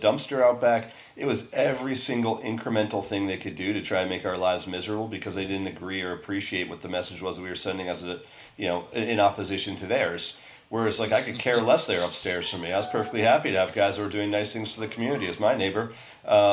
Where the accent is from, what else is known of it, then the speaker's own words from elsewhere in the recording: Westchester, New York, United States; growing up in Westchester myself